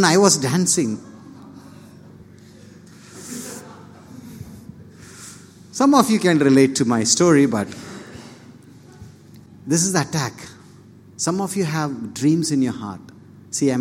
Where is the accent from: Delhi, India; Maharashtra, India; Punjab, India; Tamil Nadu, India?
Tamil Nadu, India; Polur; English is a second language; moved away; I'm from Polur, which is a small town nearby Vellur, a village actually